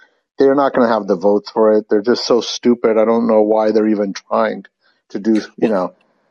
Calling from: California, United States; Northern California.

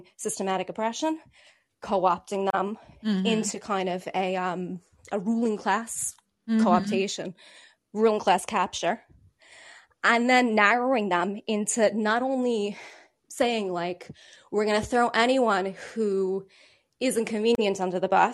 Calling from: Ireland; I'm calling you from Ireland

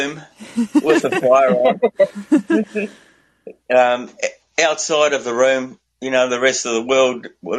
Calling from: New Zealand; I'm calling from Aotearoa, New Zealand.

